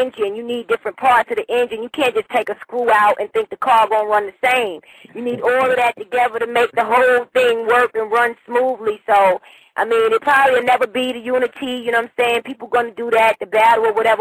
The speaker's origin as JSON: {"language": "English", "town": "New York City", "region": "New York", "country": "United States", "tie": "born or raised there", "moved": "yes", "lives_now": "Huntsville, Alabama, United States", "said": "that's where I was born and raised. You know, I was born in South Jamaica, Queens"}